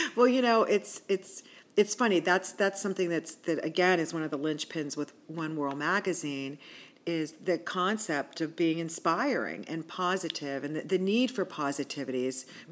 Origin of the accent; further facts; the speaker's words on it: Washington, Pennsylvania, United States; also born or lived in California / Pittsburgh; I was raised in Washington, PA